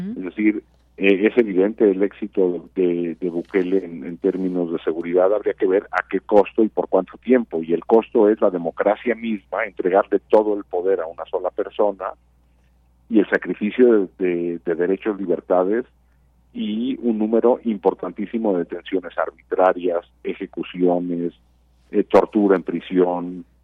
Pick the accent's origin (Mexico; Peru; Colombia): Mexico; como mexicanas y mexicanos